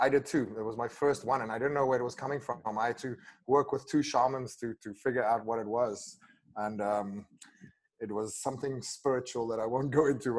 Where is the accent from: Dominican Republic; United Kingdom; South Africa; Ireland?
South Africa; first language af; English is a second language; My first language is Afrikaans, and we have a lot of really good swear words.